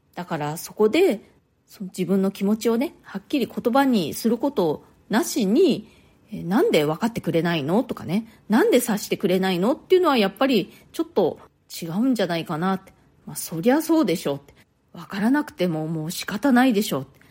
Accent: Japan; moved away as an adult; now in New York, United States; 私は日本で生まれ育って、で、大人になってから、初めて、え、アメリカに、え、ニューヨークに引っ越してきました

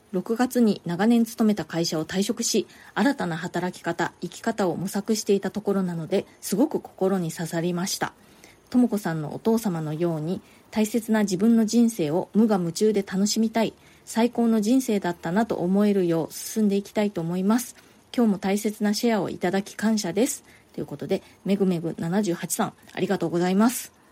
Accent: Japan; moved away as an adult; now in New York, United States; 私の実家庭があってね結構あの田舎

